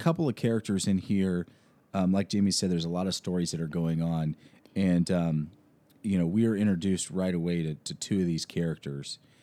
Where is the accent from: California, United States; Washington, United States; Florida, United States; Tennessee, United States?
Washington, United States; moved away; I'm from Washington State